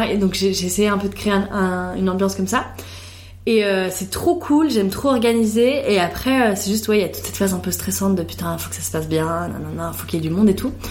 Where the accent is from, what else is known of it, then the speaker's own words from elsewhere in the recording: Italy; Et bah, moi, je suis italienne et vraiment, avec ma soeur, trop de fois, on se dit, putain, ça me ferait trop du bien d'aller en Italie